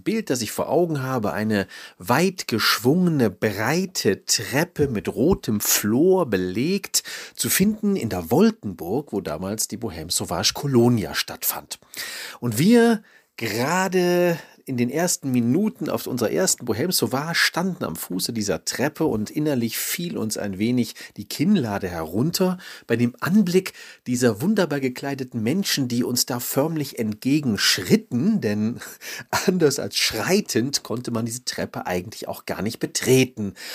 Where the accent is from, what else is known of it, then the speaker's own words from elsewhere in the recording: Düsseldorf, North Rhine-Westphalia, Germany; ich komme aus Düsseldorf